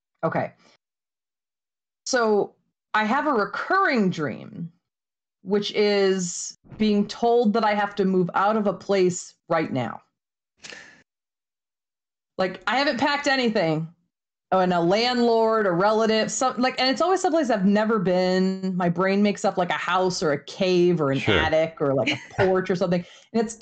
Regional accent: Maine, United States; moved away as an adult; also born or lived in Arizona / Indiana; now in Florida, United States; I grew up in Maine. I moved to Arizona for my master's degree, so I lived out there for a while. I lived in Indiana when I was working on my doctorate

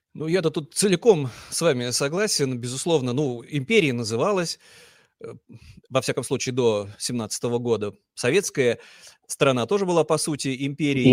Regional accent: Saint Petersburg, Russia; я вот э, уроженец Санкт-Петербурга, мечтаю, чтобы мой регион Ингрия обрела независимость

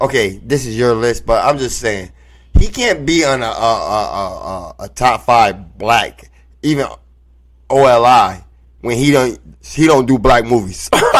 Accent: United States; I'm not Black or I'm not African. I'm American. Call me a brown skinned American

